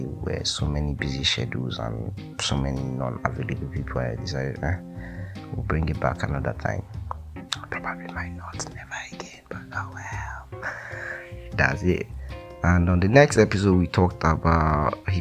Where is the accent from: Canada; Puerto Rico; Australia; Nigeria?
Nigeria; Delta; I'm from Delta State